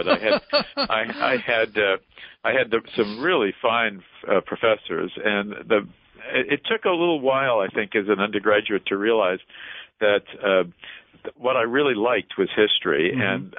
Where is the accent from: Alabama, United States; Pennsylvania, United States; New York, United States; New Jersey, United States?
New York, United States; New York City; I was born in Elmhurst, Queens, New York. I grew up there after World War II in the 1950s and 1960s.